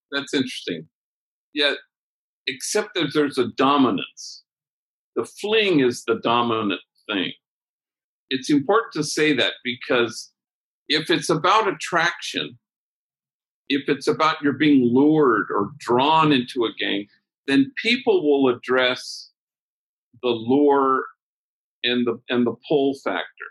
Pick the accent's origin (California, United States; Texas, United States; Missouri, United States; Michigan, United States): California, United States; Los Angeles; where I grew up in Los Angeles